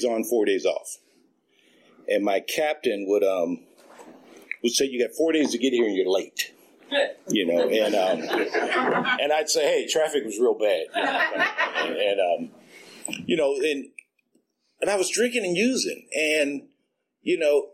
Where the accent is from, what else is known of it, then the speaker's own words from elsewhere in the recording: Oakland, California, United States; I was raised out in East Oakland on 65th, not too far from East 14th